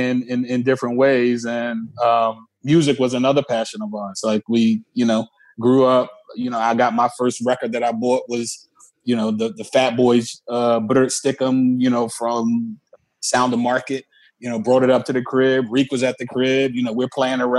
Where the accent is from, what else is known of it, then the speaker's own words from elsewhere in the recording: Philadelphia, Pennsylvania, United States; So my first 6 years of my life, I lived in South Philly with Tariq's grandma.